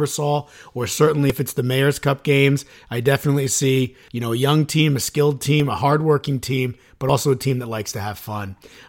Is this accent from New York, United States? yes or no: yes; Suffern, New York, United States; I grew up in Suffern.